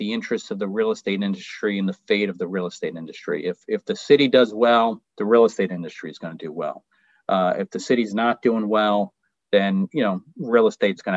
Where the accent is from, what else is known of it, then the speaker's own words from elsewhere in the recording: New York City, New York, United States; I was born and raised in Queens, still reside in Queens